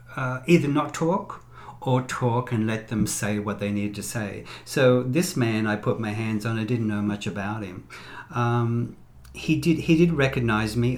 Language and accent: English; Sydney, New South Wales, Australia; moved away; also born or lived in Las Vegas / Los Angeles; I'm from Sydney, Australia uh, originally